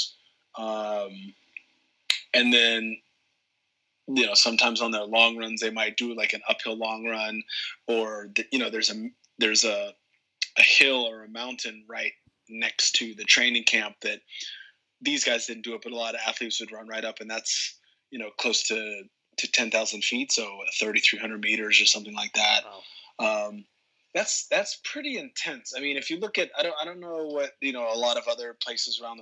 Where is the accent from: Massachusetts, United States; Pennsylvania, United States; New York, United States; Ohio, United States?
New York, United States; I'm from New York